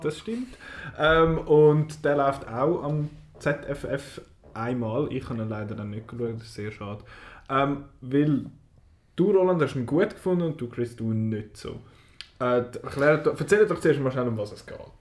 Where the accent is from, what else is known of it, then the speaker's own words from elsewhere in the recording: Switzerland; bei uns in der Schweiz